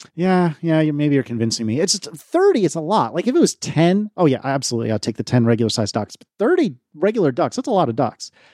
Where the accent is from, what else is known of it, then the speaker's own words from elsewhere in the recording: United States; I'm American, not British